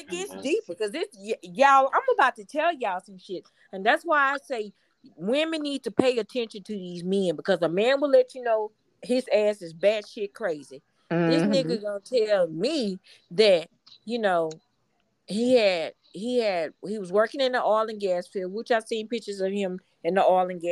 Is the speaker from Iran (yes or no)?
no; Houston, Texas, United States